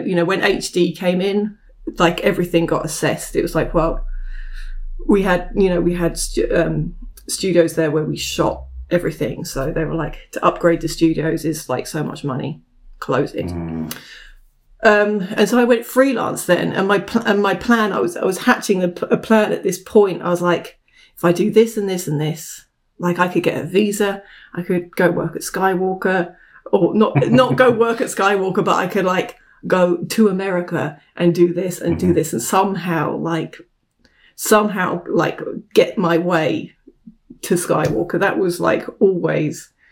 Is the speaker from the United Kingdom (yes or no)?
yes; United Kingdom; moved away as an adult; now in United States; I'm not American. I'm from the UK